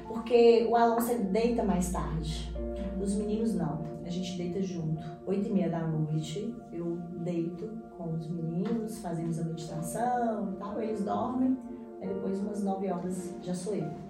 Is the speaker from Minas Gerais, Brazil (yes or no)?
yes; Teófilo Otoni, Minas Gerais, Brazil; also born or lived in Bahia; nasci aqui em Teófilo, sou mineira, é, mas vivi a minha primeira infância na Bahia, porque meu pai morava lá. E fiquei entre Teófilo e a Bahia.